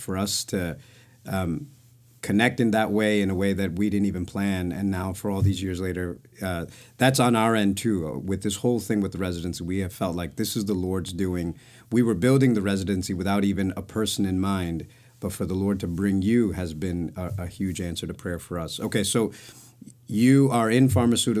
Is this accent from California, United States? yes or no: no; New York, United States; as a New Yorker